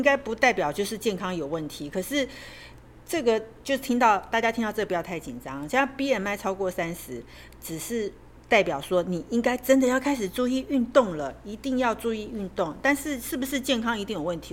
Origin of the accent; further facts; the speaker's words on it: Taiwan; 我们台湾人